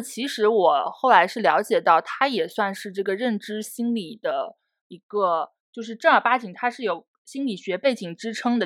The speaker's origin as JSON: {"language": "Chinese", "region": "Fujian", "country": "China", "said": "我们福建人其实爬山会有一个特色"}